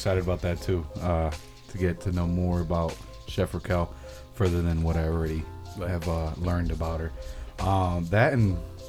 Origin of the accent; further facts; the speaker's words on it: Bridgeport, Connecticut, United States; I grew up in the Hollow.